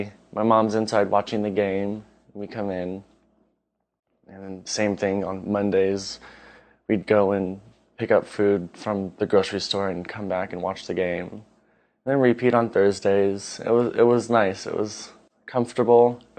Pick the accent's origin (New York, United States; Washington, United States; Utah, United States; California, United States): Washington, United States; Bremerton; from Bremerton, Washington. Being from Washington, the Seattle area, we have a lot of pride in our town. I even have a Seattle tattoo.